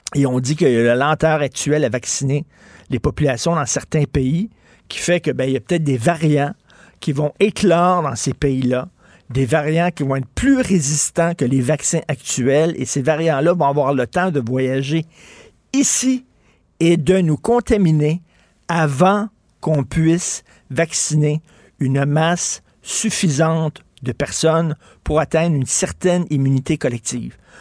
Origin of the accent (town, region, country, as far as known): Quebec, Canada